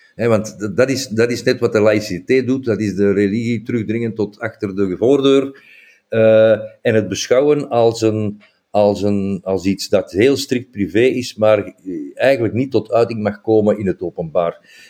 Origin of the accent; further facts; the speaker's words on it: Flanders, Belgium; wij hebben die hoofddoeken zelf als Vlamingen veel belangrijker gemaakt